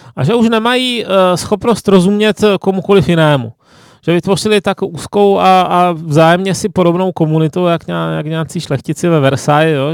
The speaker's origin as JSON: {"language": "Czech", "town": "Ostrava", "region": "Moravian-Silesian Region", "country": "Czechia", "said": "jsem z Ostravy"}